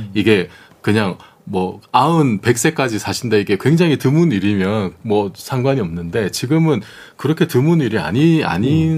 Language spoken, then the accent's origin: Korean; Busan, South Korea; moved away; 제 고향이 부산인데